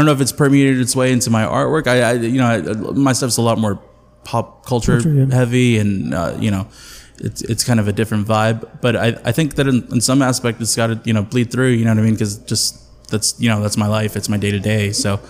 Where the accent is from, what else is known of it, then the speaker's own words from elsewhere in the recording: Mexico City, Mexico; And I'm second generation Mexican American. I was from Mexico, that's what I'm talking about. No, so you know, like I, you know, like all my family, most of my family's in Mexico City